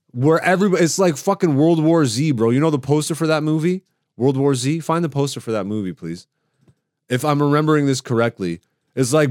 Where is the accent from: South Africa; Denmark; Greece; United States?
Greece; born there; I love Ethiopia. I have Ethiopian jokes. I'm, I'm I was born in Greece. I have Greek jokes